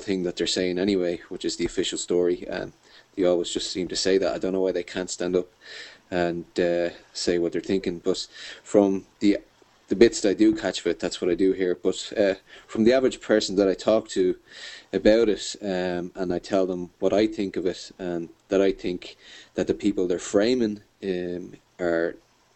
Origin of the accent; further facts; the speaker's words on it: Dublin, Leinster, Ireland; I'm from Dublin in Ireland, which is the capital, and I have grown up here